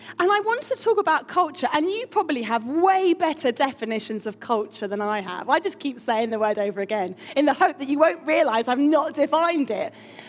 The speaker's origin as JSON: {"language": "English", "town": "Harrow", "region": "London", "country": "United Kingdom", "said": "And I'm from North London near Wembley, Harrow, and I'm essentially a youth worker"}